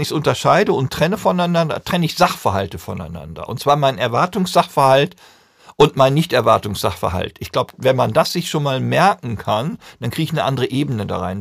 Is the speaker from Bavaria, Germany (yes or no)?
no; North Rhine-Westphalia, Germany; Ich komme aus Ostwestfalen